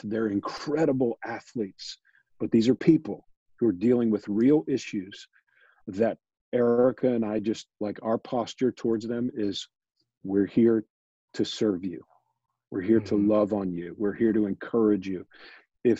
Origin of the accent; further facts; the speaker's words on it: Pittsburgh, Pennsylvania, United States; born and raised in Pittsburgh